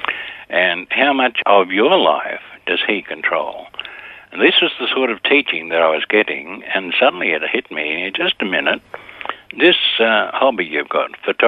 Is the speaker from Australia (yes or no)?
yes; Sydney, New South Wales, Australia; I was born in Bexley in Sydney, 1931, so that gives the age away. Went to a Bexley public school